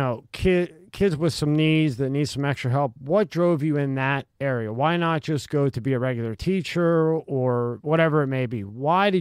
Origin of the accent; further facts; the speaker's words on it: Philadelphia, Pennsylvania, United States; Rob and I are from Philly